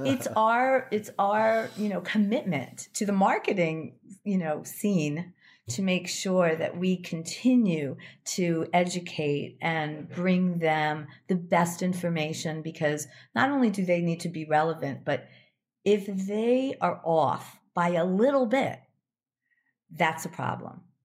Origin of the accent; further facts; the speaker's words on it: Chicago, Illinois, United States; I lived in Chicago. I grew up in Chicago.